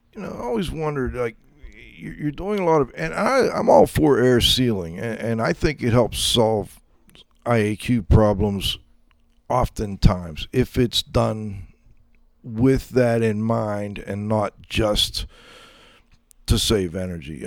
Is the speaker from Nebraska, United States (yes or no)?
no; Pittsburgh, Pennsylvania, United States; I'm you know from Pittsburgh. I'm now up in the mountains to the southeast of Pittsburgh.